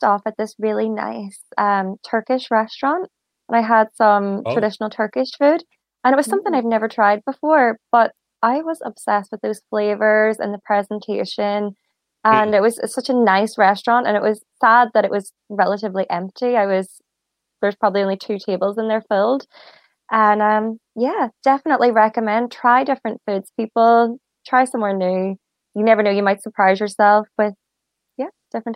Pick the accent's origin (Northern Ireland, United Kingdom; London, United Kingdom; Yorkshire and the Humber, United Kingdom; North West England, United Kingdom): Northern Ireland, United Kingdom; now in Ireland; I'm originally from Northern Ireland, which is part of the UK, but at the moment I live in Southern Ireland